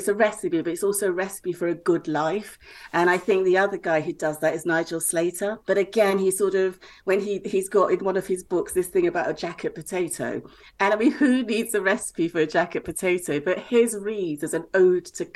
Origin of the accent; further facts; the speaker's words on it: Lagos, Nigeria; also born or lived in Bristol; I was born in Bristol, but I grew up in Lagos, where books are really thin on the ground